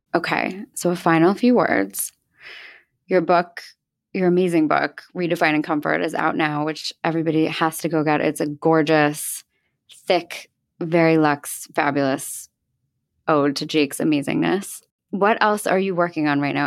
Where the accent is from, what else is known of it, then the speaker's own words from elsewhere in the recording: the Main Line, outside Philadelphia, Pennsylvania, United States; I grew up in an area called the Main Line, which is like a small, small town outside of Philadelphia.